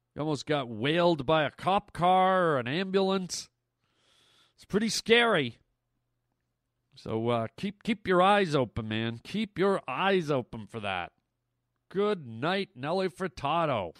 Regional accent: Canada; I'm Canadian

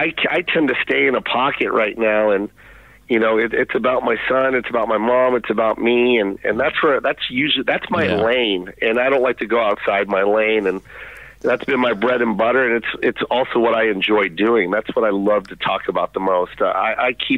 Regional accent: Tacoma, Washington, United States; moved away as an adult; also born or lived in Los Angeles; I was from Tacoma, Washington

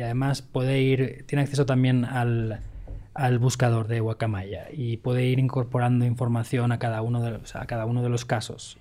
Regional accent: Valencia, Valencian Community, Spain; moved away; Valencia, mi tierra

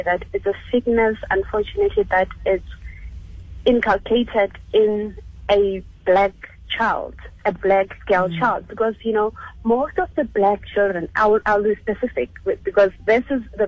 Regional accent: Orlando East, Gauteng, South Africa; I was at, I'm actually from Orlando East.

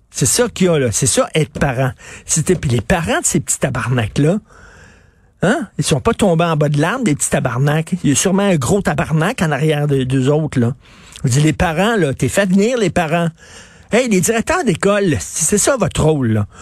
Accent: Montreal, Quebec, Canada; Je viens de Verdun, c'est un endroit qui était très tough. À Verdun, il fallait que tu te battes

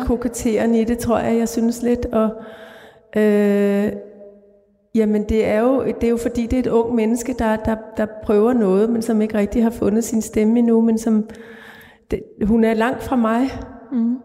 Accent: Greenland; moved away; den uge, jeg var i min fødeby

